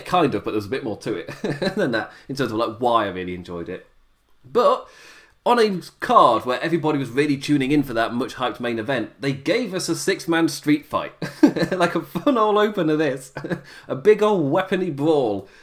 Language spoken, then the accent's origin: English; United Kingdom; me as a British viewer